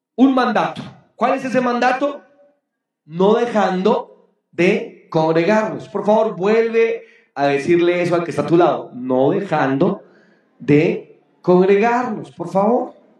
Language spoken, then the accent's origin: Spanish; Boyacá, Colombia; mi tierra boyacense bella